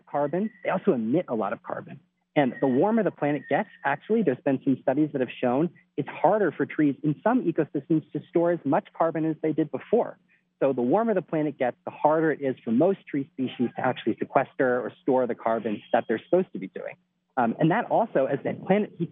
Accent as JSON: {"language": "English", "town": "Philadelphia", "region": "Pennsylvania", "country": "United States", "moved": "yes", "lives_now": "Washington, D.C., United States", "said": "I'm from Philly, actually, originally"}